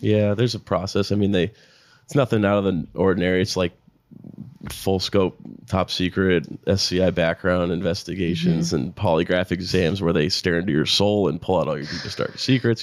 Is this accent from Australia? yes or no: no; South Florida, United States; moved away; I'm from South Florida originally